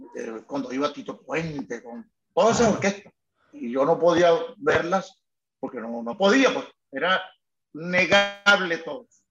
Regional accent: Caracas, Capital District, Venezuela; soy de Antímano

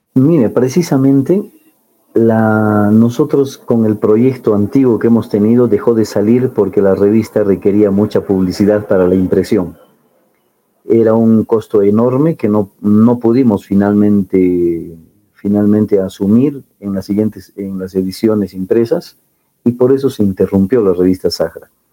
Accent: Cusco, Peru; nosotros como andinos, como cusqueños

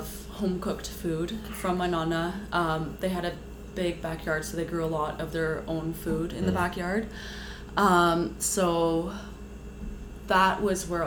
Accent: Markham, Ontario, Canada; also born or lived in Scarborough / Toronto; I grew up in Markham

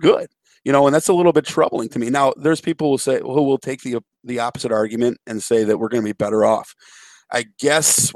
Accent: Chicago, Illinois, United States; when I was a kid, growing up in Chicago, we had Fox WFLD Channel 32

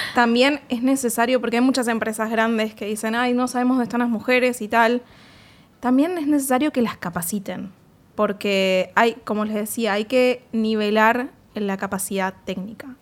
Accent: Argentina; como argentinos y argentinas en la industria de videojuegos

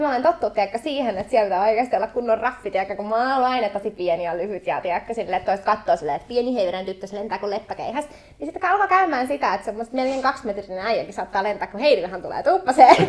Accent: Helsinki, Uusimaa, Finland; mä oon Itä-Helsingin kimmoi, eli Stadin kimmoi, henkeä ja vereä.

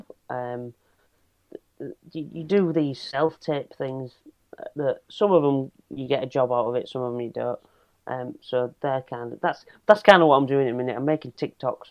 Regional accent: Hull, Yorkshire and the Humber, United Kingdom; being from Hull

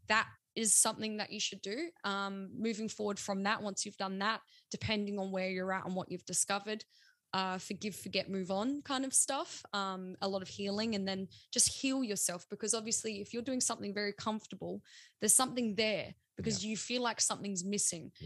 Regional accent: South Australia, Australia; We're still being South Australian

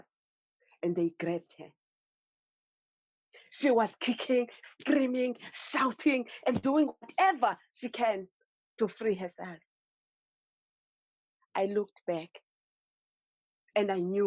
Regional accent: Eastern Cape, South Africa; now in Cape Town, South Africa; I grew up in the Eastern Cape. It's one of the provinces in South Africa.

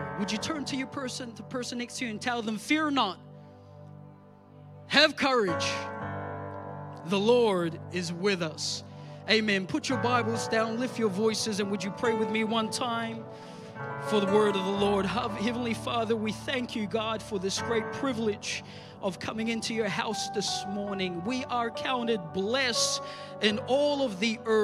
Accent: New Zealand; moved away; I grew up in New Zealand as a country boy.

